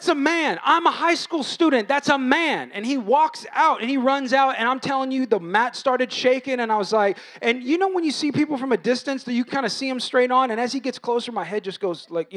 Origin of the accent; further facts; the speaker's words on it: United States; I'm American